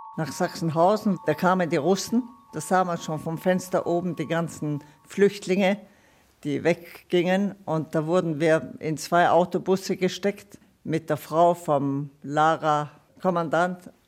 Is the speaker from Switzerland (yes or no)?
no; Italy; born or raised there; first language Italian; German is a second language; moved away; also born or lived in Leutstetten, Bavaria / Luxembourg / Brixen / Florence